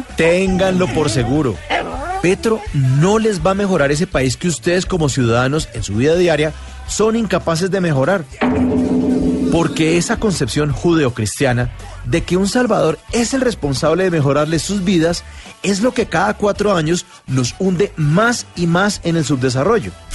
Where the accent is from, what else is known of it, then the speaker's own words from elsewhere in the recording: Colombia; como colombiano